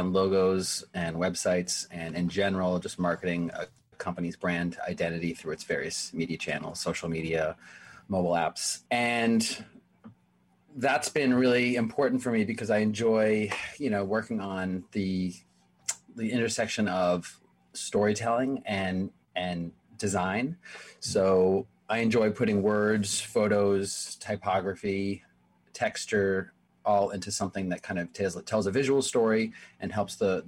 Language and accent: English; Framingham, Massachusetts, United States; moved away as an adult; also born or lived in Jerusalem / New York; growing up in Framingham